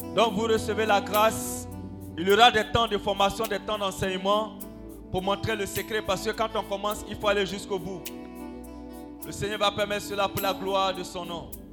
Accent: Bobo-Dioulasso, Hauts-Bassins, Burkina Faso; chez nous à Bobo là-bas

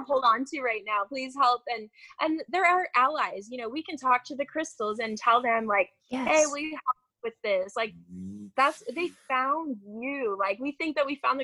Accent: outside of Chicago, Illinois, United States; I grew up outside of Chicago

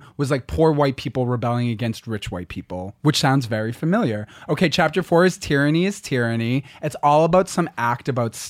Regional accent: Massachusetts, United States; Massachusetts, my home state

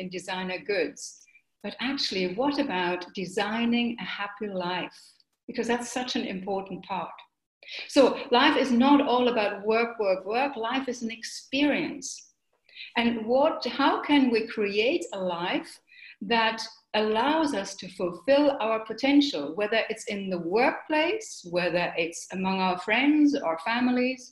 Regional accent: Germany; also born or lived in United Kingdom; now in Mauritius; I'm from Germany

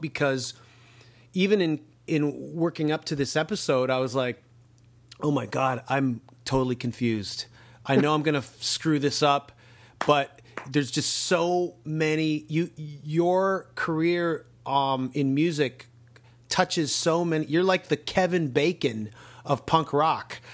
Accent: Canada; as a Canadian

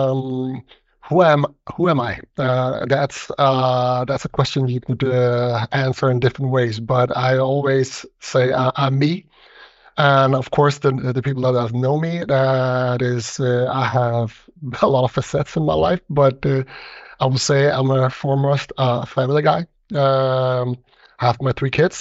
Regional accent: Denmark; I see myself very Danish, born and raised in Denmark

